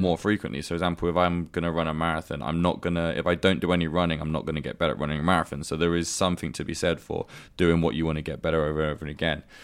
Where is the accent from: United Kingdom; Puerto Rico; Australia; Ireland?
United Kingdom; moved away as an adult; now in Dubai, United Arab Emirates; my hometown in the UK